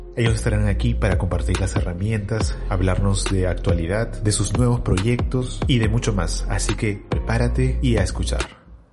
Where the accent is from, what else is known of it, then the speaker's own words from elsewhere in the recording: Trujillo, La Libertad, Peru; yo también soy de Trujillo